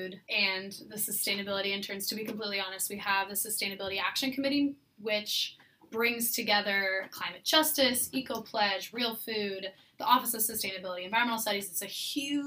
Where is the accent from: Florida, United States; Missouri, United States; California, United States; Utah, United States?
California, United States; moved away as an adult; I grew up in California with a garden and a mini orchard